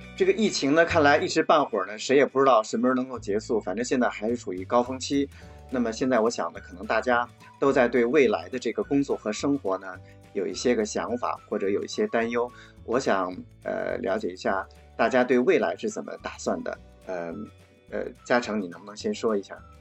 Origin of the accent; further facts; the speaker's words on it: China; now in Edinburgh, United Kingdom; 我们中国人